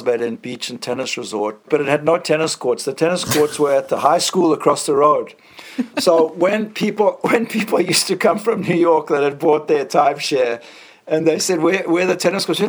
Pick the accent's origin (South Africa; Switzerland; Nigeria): South Africa; moved away as an adult; also born or lived in Boston / St. Louis / San Francisco / Hawaii; now in Sumba, Indonesia; I grew up in South Africa, and I had a wonderful upbringing